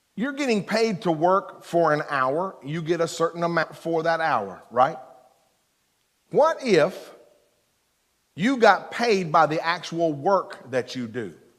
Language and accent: English; Eastern Kentucky, United States; I'm from Eastern Kentucky